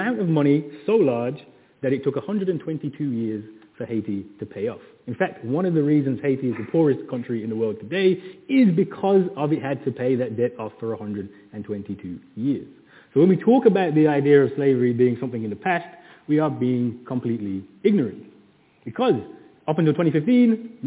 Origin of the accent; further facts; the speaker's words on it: Birmingham, West Midlands, United Kingdom; I'm from Birmingham